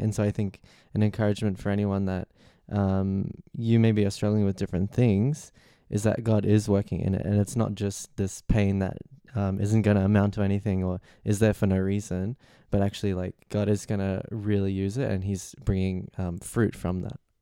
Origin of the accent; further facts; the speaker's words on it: Australia; now in London, United Kingdom; I'm twenty-one and I'm from Australia.